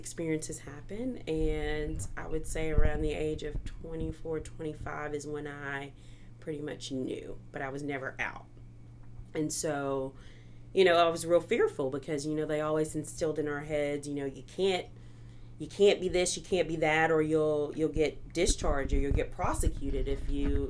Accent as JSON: {"language": "English", "region": "Missouri", "country": "United States", "lives_now": "Arkansas, United States", "said": "So, I guess you could say I'm from Missouri. I was an Army brat. But I came to Arkansas because I got a scholarship"}